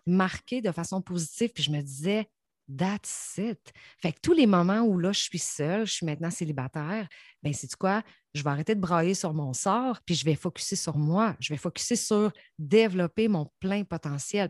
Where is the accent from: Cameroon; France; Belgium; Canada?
Canada; Saint-Georges, Quebec; moved away; je viens de Saint-Georges